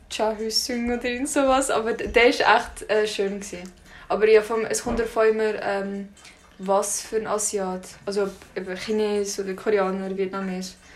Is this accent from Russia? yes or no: yes; Russia; bin auch Russin. Und das finde ich auch schön.